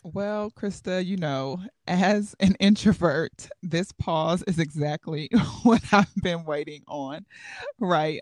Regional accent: Chicago, Illinois, United States; now in Bethlehem, United States; I was born in Chicago, Illinois, the magnificent Windy City, and I will always call Chi-Tong home

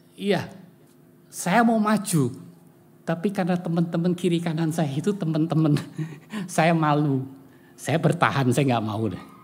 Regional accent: Semarang, Central Java, Indonesia; saya lahir di Semarang ya, dewasa di Semarang

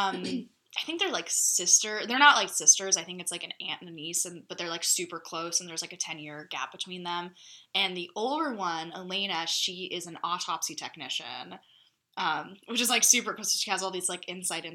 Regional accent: Springfield, Missouri, United States; Springfield, like my hometown

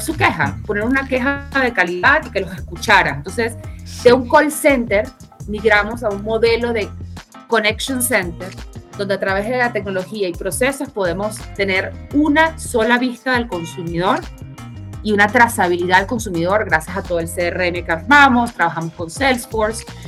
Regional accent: Caracas, Capital District, Venezuela; accent: Venezuelan; moved away as an adult; now in Mexico; Yo soy venezolana, caraqueña, tengo 12 años en México

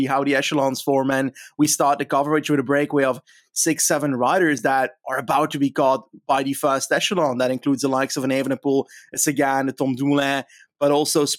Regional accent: Flanders, Belgium; I'm from Flanders

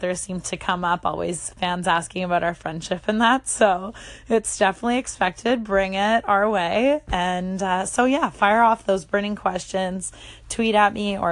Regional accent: Winnipeg, Manitoba, Canada; moved away as an adult; now in New York, United States; I was born and raised in Winnipeg, Manitoba

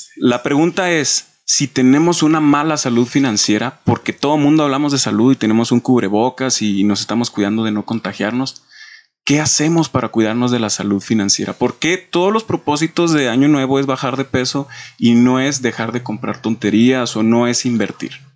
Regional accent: Mexico; tenemos como mexicanos

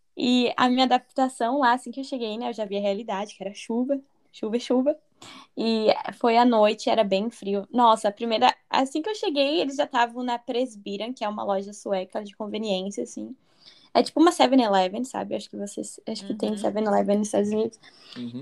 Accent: Rio Grande do Sul, Brazil; eu sou do sul do Brasil, eu sou de. Eu esqueci de falar essa parte, eu sou do Rio Grande do Sul

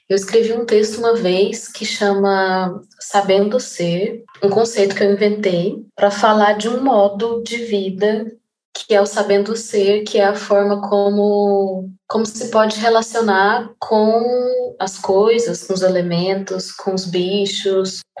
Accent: Goiânia, Goiás, Brazil; now in Rio de Janeiro, Brazil; eu tenho 34 anos, eu sou de Goiânia, atualmente eu moro no Rio de Janeiro

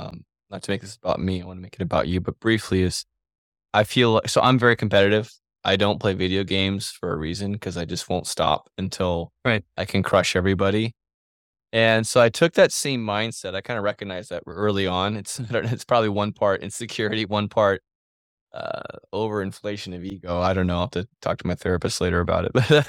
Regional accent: Kansas, United States; I'm from Kansas

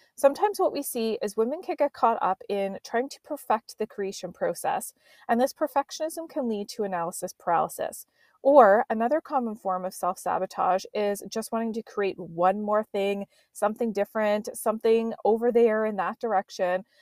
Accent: Nova Scotia, Canada; accent: East Coast; now in Vancouver Island, Canada; I was growing up back in Nova Scotia as a kid

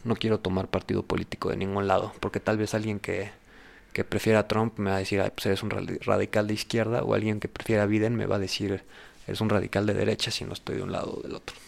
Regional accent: Mexico; En México somos

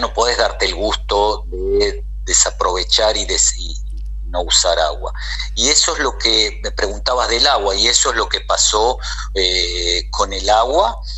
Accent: Buenos Aires, Argentina; moved away as an adult; now in Israel; Nací, nací, soy porteño, nací en Buenos Aires

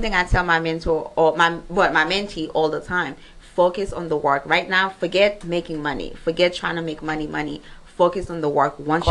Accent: Pétion-Ville, Ouest, Haiti; also born or lived in Miami; now in Atlanta, United States; pretty much, I'm from Haiti. I was born in Port-au-Prince, Pétionville. Okay. Haiti, born and raised.

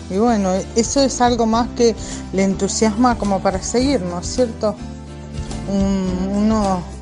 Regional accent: Buenos Aires, Argentina; Hola a todos … de primer año, somos del barrio La Carcova.

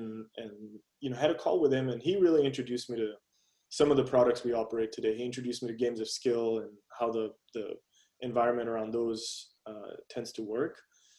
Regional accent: India; being Indian, you know, having spent time there as a kid, also know that it's engraved in our culture

